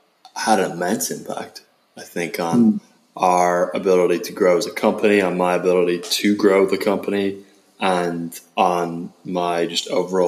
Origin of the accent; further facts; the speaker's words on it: Ireland; accent: Irish; now in United States; Yeah, apparently my Irish accent's gotten a little bit diluted, which I'm not delighted to hear about.